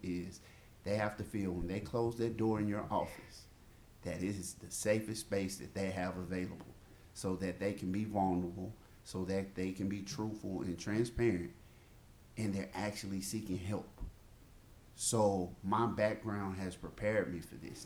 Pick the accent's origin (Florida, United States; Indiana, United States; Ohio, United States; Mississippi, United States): Mississippi, United States; I'm from the South. I'm from Mississippi.